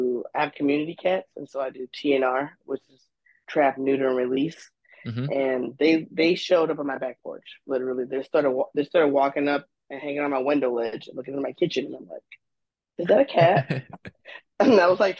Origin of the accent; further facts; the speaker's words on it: St. Louis, Missouri, United States; moved away as an adult; now in Chicago, United States; I'm born and raised St. Louisan. And I moved to Chicago and on Halloween Day of 2011